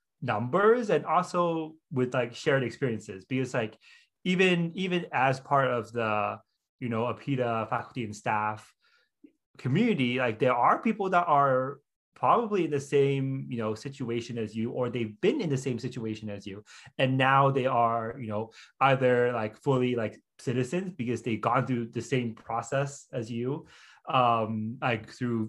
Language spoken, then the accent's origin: English; Hong Kong; also born or lived in Oregon; now in United States; we grew up in Hong Kong